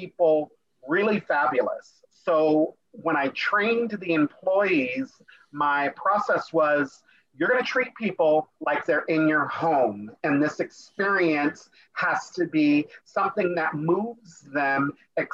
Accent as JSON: {"language": "English", "region": "California", "country": "United States", "tie": "born or raised there", "also_born_or_lived": "Long Beach / Palm Springs", "said": "growing up in California"}